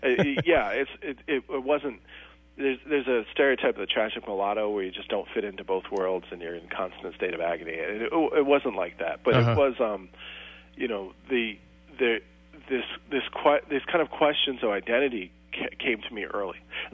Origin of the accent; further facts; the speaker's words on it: Philadelphia, Pennsylvania, United States; where I grew up in Philadelphia